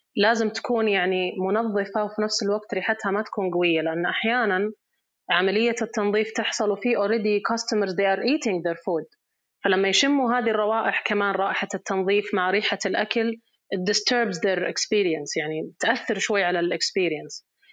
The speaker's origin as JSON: {"language": "Arabic", "region": "Riyadh Province", "country": "Saudi Arabia", "said": "احنا شخصيا في في الريجن عندنا في الرياض"}